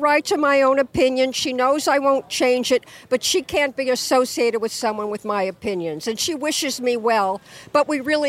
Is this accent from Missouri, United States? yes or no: no; Iowa City, Iowa, United States; I'm up here from Iowa City.